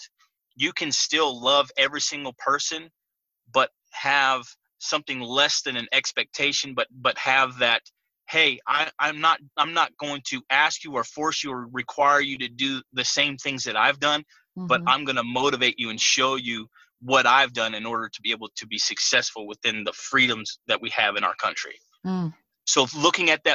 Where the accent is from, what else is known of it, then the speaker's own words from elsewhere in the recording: California, United States; I grew up in California